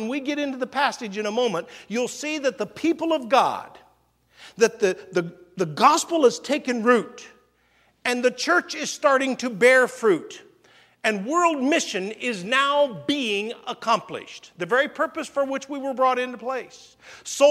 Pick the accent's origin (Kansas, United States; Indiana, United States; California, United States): Indiana, United States; now in Hawaii, United States; when I was a kid growing up in Indiana